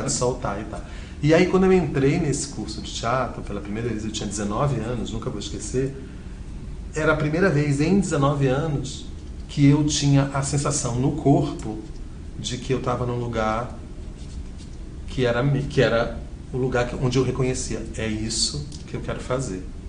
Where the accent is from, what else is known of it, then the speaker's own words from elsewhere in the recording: Rio de Janeiro, Brazil; moved away as an adult; also born or lived in Belém, Pará; now in São Paulo, Brazil; no Rio de Janeiro, que é onde eu fui criado